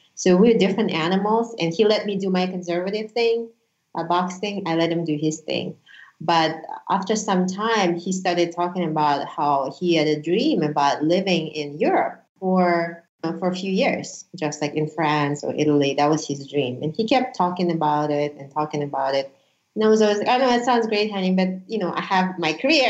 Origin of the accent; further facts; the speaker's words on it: Uzbekistan; first language Russian; English is a second language; also born or lived in Honolulu, Hawaii; now in Las Vegas, United States; From Uzbekistan. I was actually born in Soviet Union, so my native language is Russian.